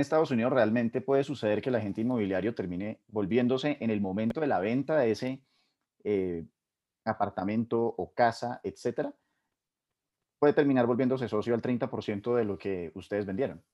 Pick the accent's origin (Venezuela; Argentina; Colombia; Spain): Colombia; uno como colombiano